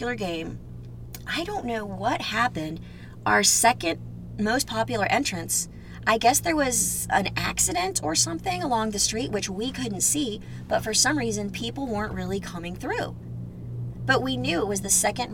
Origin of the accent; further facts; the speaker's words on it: Houston, Texas, United States; born and raised in Houston